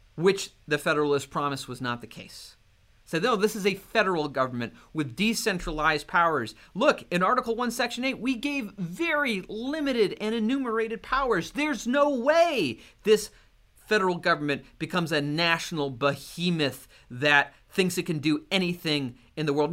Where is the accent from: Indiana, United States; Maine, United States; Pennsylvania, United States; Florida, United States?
Maine, United States; my home state of Maine.